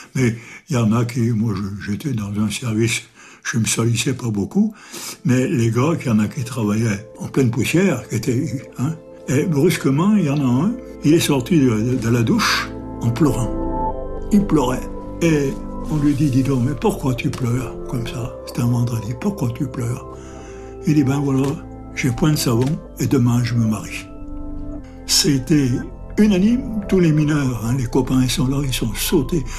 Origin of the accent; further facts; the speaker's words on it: France; Je suis né à la Télodière le 23 avril 1923.